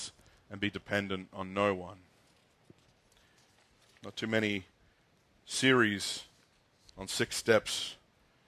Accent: Australia; moved away; I grew up in Australia in the 90s.

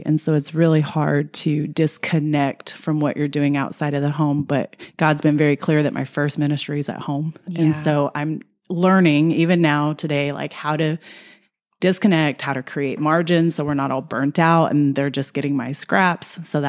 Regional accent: El Paso, Texas, United States; Yes, I'm from El Paso. We grew up in a home. We stayed in that home all through my growing up years. I didn't leave till I was 18.

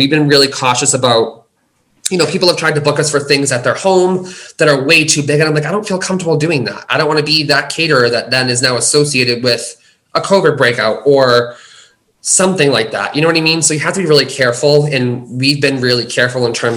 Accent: United States; I'm from the States

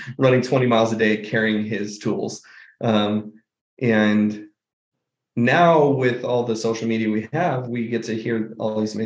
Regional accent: Auburn, California, United States; moved away as an adult; also born or lived in Grass Valley, California / Reno, Nevada; now in Phoenix, United States; I was born in Grass Valley and raised out there till I was basically 10. We went to Reno for a couple of years when I was really little, but 8 years up in the Nevada County area, and then moved to Auburn when I was 10 and lived there till

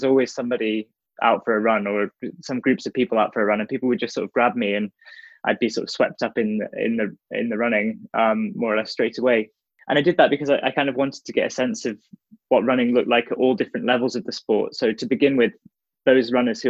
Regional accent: the Northeast, North East England, United Kingdom; growing up in the Northeast

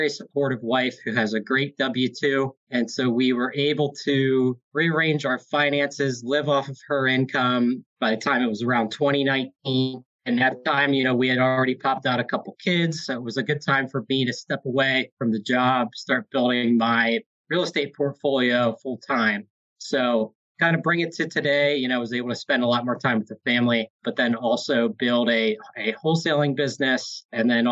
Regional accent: Hershey, Pennsylvania, United States; Born and raised in Hershey, Pennsylvania

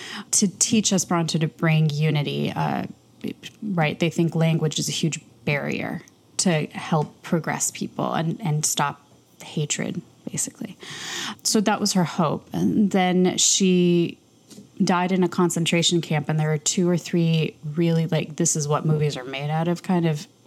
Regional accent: Chicago, Illinois, United States; moved away; also born or lived in Los Angeles; I grew up in Chicago

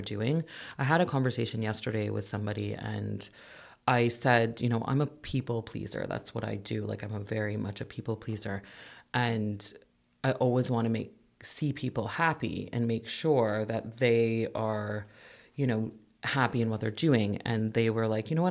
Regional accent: Mississauga, Ontario, Canada; also born or lived in Etobicoke / Toronto / King City; now in Oakville, Canada; I was born actually in Etobicoke. I lived most of my life in Mississauga. Um, went to school in uh, Mississauga as well

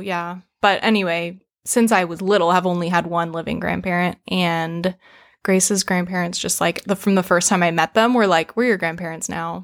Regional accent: the South, United States; growing up in the South

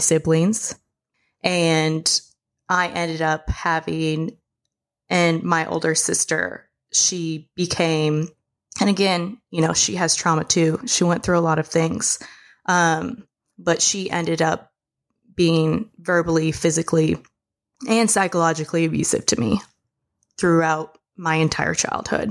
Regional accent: Marshall Islands; I was born in the Marshall Islands

